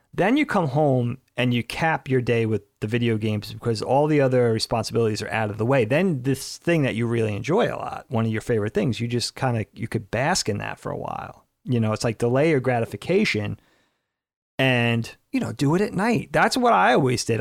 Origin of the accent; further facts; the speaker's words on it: Medford, New York, United States; also born or lived in Brookhaven, New York; growing up in Medford where it was so much more congested